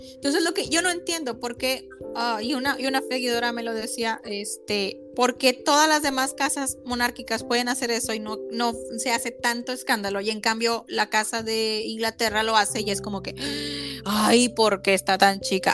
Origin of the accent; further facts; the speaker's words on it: Mexico; yo como mexicana